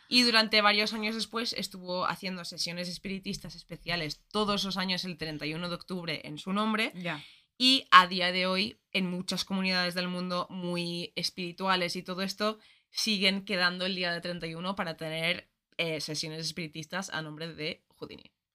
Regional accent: Ireland; moved away; Yo soy irlandesa, todos los colegios en Irlanda son católicos

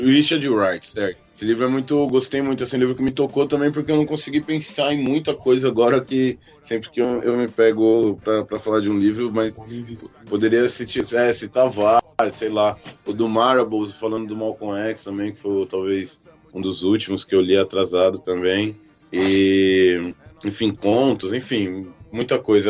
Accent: São Paulo, Brazil; now in Itapevi, Brazil; Tô morando em Itapevi, na verdade eu sou do Rio Pequeno, mas tô morando em Itapevi

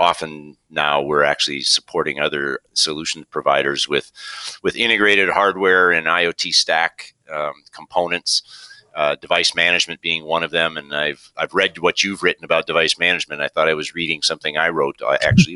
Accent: Minnesota, United States; also born or lived in New York; Grew up in Minnesota, born and raised in Minnesota

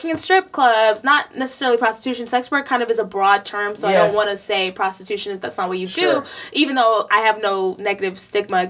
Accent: Texas, United States; also born or lived in New York City / Hollywood, Los Angeles; now in Los Angeles, United States; I'm from Texas

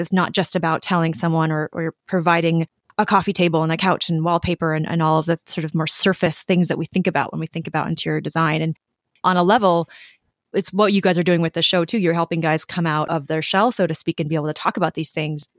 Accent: Minnesota, United States; I grew up in Minnesota

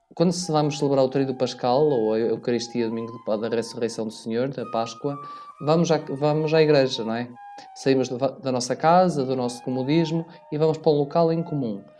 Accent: Vila Verde, Norte, Portugal; moved away as an adult; now in Alentejo, Portugal; eu sou natural da Diocese de Braga. Mais concretamente, sou minhoto de Vila Verde

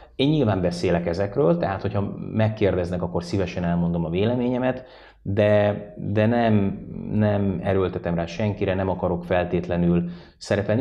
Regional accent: Székesfehérvár, Fejér, Hungary; moved away; én Fehérváron nőttem föl

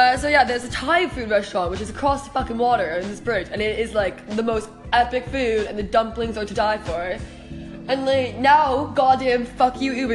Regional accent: Toronto, Ontario, Canada; moved away as an adult; now in Sweden; I'm from Toronto. I've lived in Sweden for a year and a half

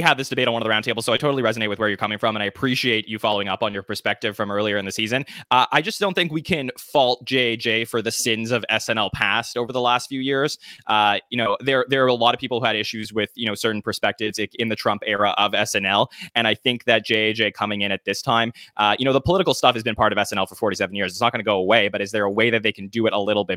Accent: Canada; I'm Canadian.

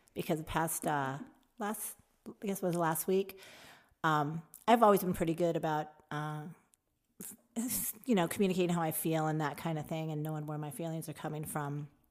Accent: Tucson, Arizona, United States; also born or lived in Phoenix, Arizona; I moved from Tucson to Phoenix

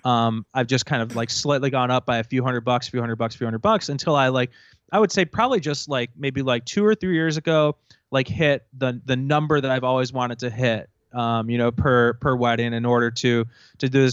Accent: Rochester, New York, United States; also born or lived in Buffalo, New York; I'm originally from Rochester, New York, which is about, uh, you know, about an hour east of Buffalo

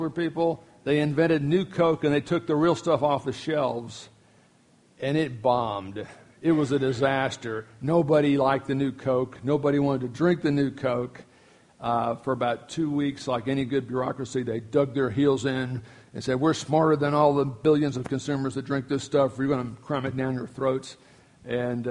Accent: Miami, Florida, United States; now in Duncan, United States; I grew up in Miami, Florida, elementary school years

